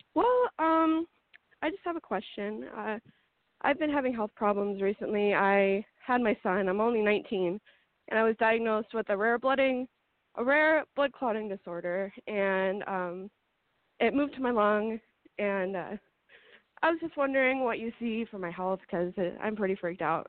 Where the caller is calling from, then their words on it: Montana, United States; I'm calling from Montana.